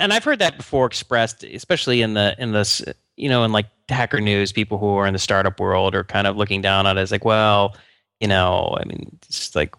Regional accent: Atlanta, Georgia, United States; Yeah, actually, the CDC was right near where I grew up in Atlanta.

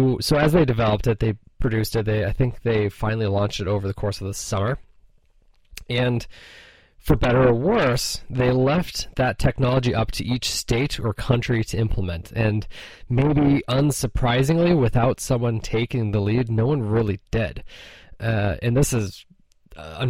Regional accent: Minnesota, United States; moved away; also born or lived in Colorado; Minnesota, my hometown

